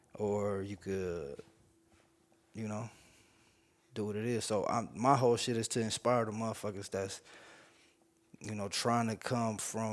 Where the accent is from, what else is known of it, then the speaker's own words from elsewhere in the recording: Kansas Street, California, United States; I grew up on Kansas Street.